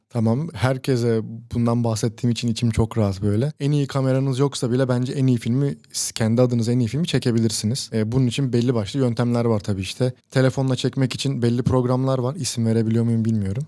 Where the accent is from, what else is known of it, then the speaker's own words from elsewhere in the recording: İzmir, Turkey; İzmir doğumluyum. Lisansımı da yüksek lisansımı da İzmir'deki üniversitelerde tamamladım